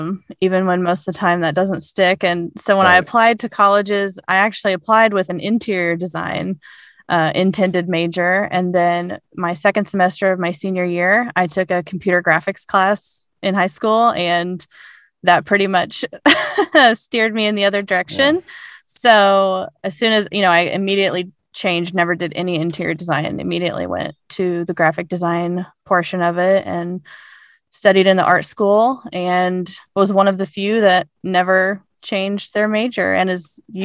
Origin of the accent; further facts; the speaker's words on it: Bedford, Indiana, United States; also born or lived in North Carolina / Columbus, Indiana / Bloomington, Indiana; But I lived the last 5 years in North Carolina. We just moved here over the summer. But I grew up in Bedford, Indiana.